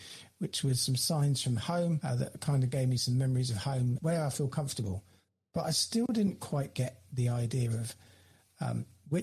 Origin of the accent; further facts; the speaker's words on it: United Kingdom; also born or lived in London; my hometown where I am here now